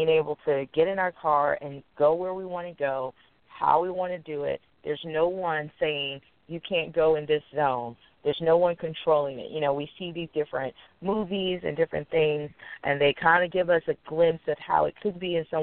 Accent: United States

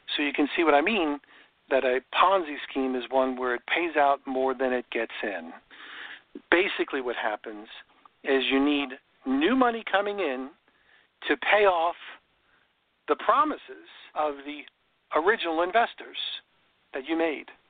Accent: New York, United States; now in Florida, United States; I grew up in New York, and there was robins in New York

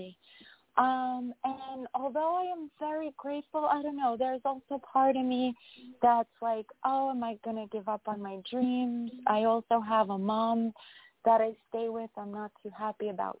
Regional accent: New York, United States; from New York

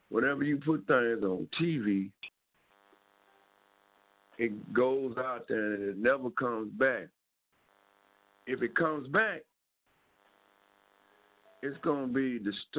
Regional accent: Dallas, Texas, United States; I grew up in South Dallas. I know half the kids and half the kids' parents, and I went to school in South Dallas.

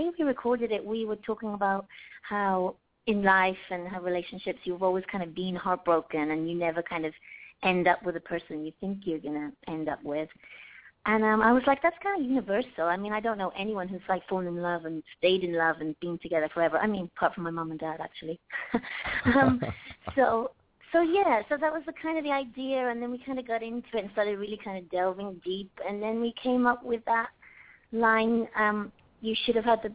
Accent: Wales, United Kingdom; also born or lived in London; I'm from Wales, and I'm from a very musical village

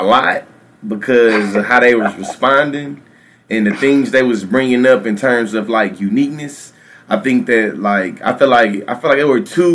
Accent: Texas, United States; the capital of Texas, the great state, my home state

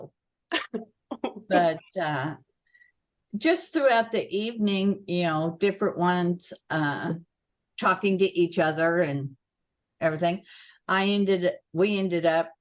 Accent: Oklahoma, United States; moved away as an adult; also born or lived in Illinois; I had an assignment in Illinois, woo, because I was from Oklahoma

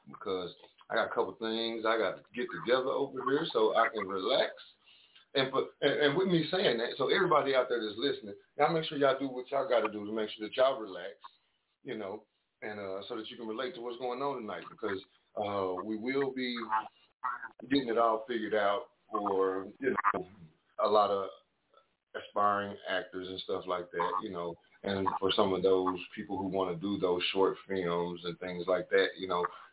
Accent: the South, United States; I'm from the South.

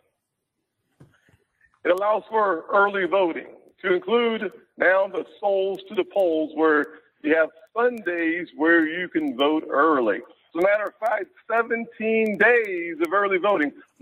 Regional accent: Charleston, South Carolina, United States; The Civil War of this nation started in my hometown

